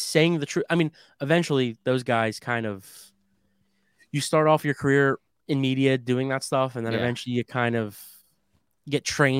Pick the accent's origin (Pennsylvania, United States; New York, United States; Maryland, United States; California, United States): Pennsylvania, United States; Philadelphia; We're from Philly, fucking Philly.